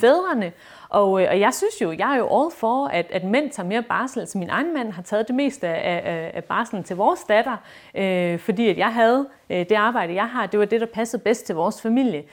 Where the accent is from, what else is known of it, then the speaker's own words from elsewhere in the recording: Esbjerg, Southern Denmark, Denmark; jeg er fra Esbjerg